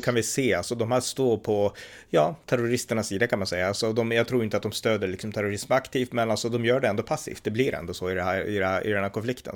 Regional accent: Sweden; moved away; vi svenskar är måltavlor

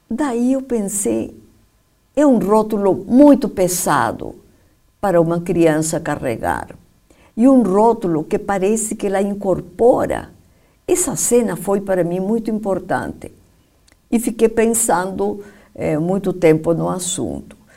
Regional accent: Peru; now in Brazil; Eu mesma, sabe que nem sei se eu sou peruana do Brasil ou brasileira do Peru.

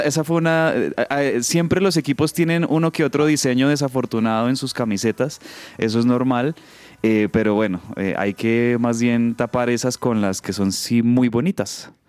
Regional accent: Colombia; como buenos colombianos que somos

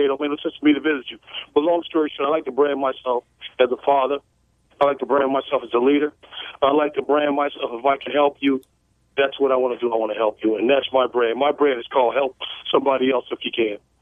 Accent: Chicago, Illinois, United States; now in Boston, United States; I'm originally from Chicago, been up there 30 years

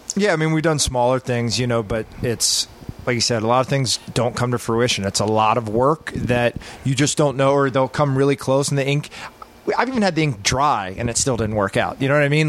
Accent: Texas, United States; We grew up in Texas.

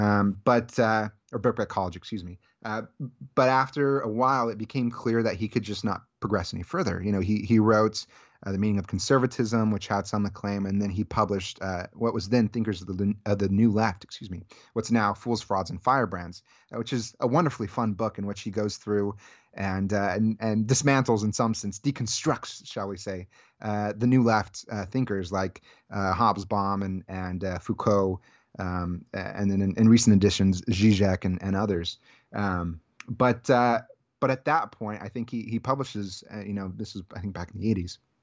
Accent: Central Valley of California, United States; I grew up in the Central Valley of California

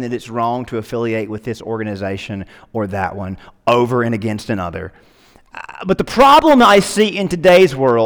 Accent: United States; I'm an American

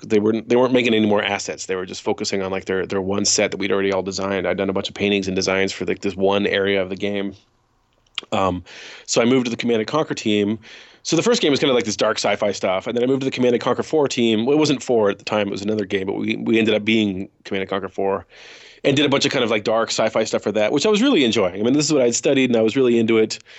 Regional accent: Woodinville, Washington, United States; I grew up in Woodenville, Washington, which is literally the next town over from Redmond

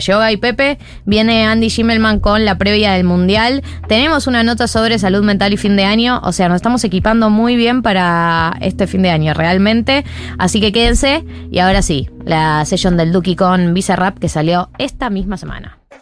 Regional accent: Argentina; now in Buenos Aires, Argentina; Por dentro soy de otra provincia

